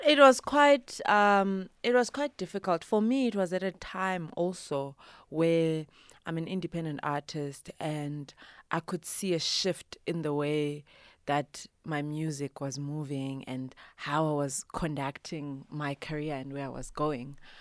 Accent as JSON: {"language": "English", "region": "Bulawayo", "country": "Zimbabwe", "tie": "born or raised there", "also_born_or_lived": "Eastern Cape, South Africa", "first_language": "Ndebele", "second_language": "English", "moved": "yes", "lives_now": "South Africa", "said": "I am originally from Zimbabwe, right? I was born and bred Kobulawayo."}